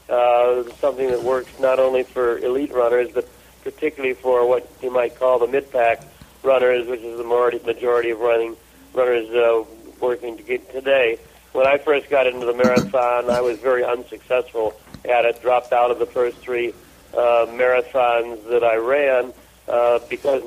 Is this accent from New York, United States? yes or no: no; Chicago, Illinois, United States; I was growing up on the Great South Side of Chicago